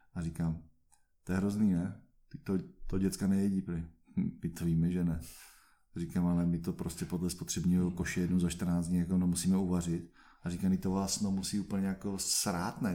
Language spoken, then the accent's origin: Czech; Czechia